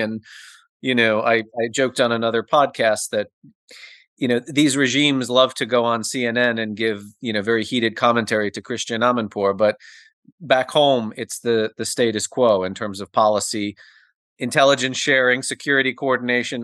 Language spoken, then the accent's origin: English; United States; I'm an American